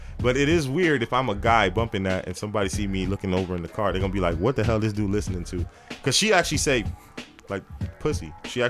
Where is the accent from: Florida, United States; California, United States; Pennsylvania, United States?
Florida, United States; Miami; Since I'm from Miami, you hear a lot of booty shaking music.